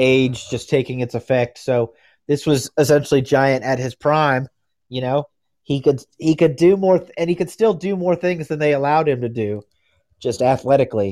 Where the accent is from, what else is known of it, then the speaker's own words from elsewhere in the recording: United States; I'm from America